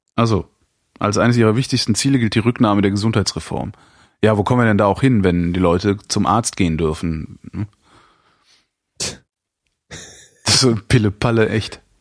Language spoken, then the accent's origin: German; Germany; hier bei uns in Deutschland